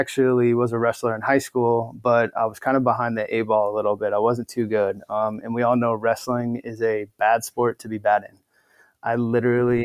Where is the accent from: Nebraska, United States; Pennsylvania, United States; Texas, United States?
Nebraska, United States; Omaha; moved away as an adult; also born or lived in Florida / Washington / Albuquerque, New Mexico / Ohio; now in Bay Area, United States; I'm originally from Omaha, Nebraska, born and raised in the Cornhusker State, just growing up in Omaha